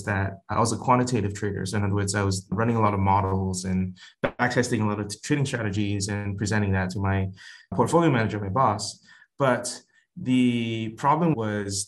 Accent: Singapore; moved away as an adult; now in United States; I'm originally from Singapore and moved to the US for a career in finance

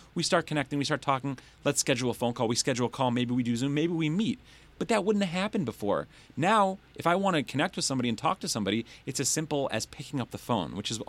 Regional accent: Detroit, Michigan, United States; I'm born and raised in Detroit.

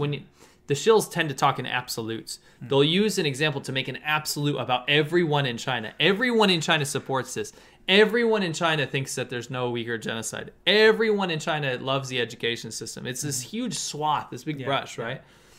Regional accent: Canada; As a Canadian, I know. As a Canadian, I'm happy at least this was done.

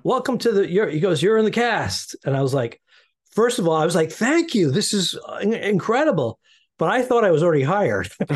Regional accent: New England, United States; we're both from New England

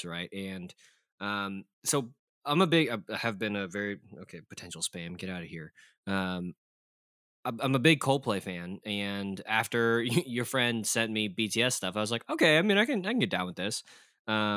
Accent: Texas, United States; growing up in Texas

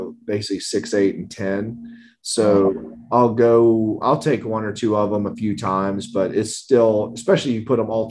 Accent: South Carolina, United States; That's kind of my home state

